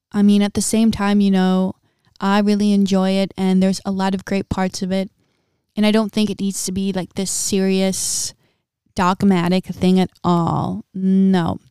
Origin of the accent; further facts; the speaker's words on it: Midwest, United States; moved away as an adult; also born or lived in Big Island, Hawaii; now in Big Island of Hawaii, United States; born and raised in a middle class family, um, in a small town in the Midwest